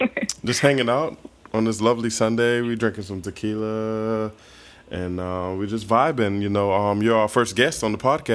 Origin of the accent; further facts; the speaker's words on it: South Carolina, United States; Angela, we're from South Carolina, so we love the heat, you know.